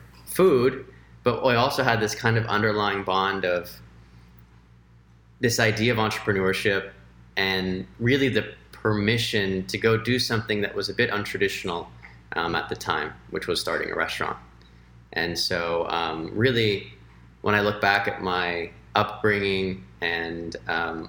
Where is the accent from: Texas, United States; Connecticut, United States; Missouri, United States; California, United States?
California, United States; Los Angeles; moved away as an adult; also born or lived in Washington, D.C.; I grew up in Los Angeles, and I'm half Mexican, half Chinese.